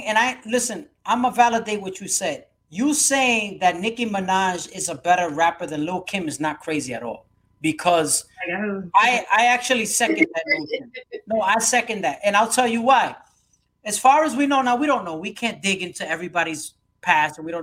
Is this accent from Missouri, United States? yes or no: no; New York City, New York, United States; I grew up in Brooklyn